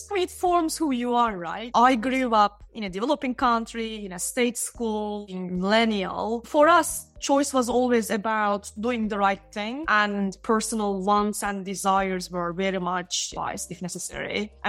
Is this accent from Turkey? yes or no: yes; Istanbul, Turkey; Istanbul, in Turkey.